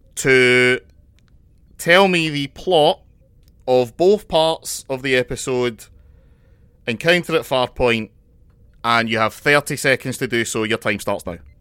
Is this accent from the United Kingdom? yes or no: yes; Scotland, United Kingdom; as a Scotsman, it's ki, kind of in my cultural history